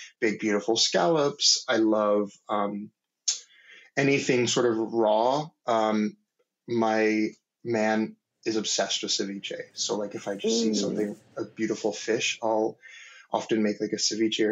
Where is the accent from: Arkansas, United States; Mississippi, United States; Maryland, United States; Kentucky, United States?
Maryland, United States; I grew up in Maryland, like sort of in the DC area